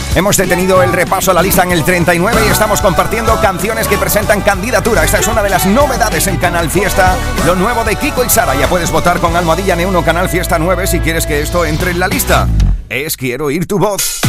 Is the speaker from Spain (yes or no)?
yes; Huelva, Andalusia, Spain; de Huelva, de mi tierra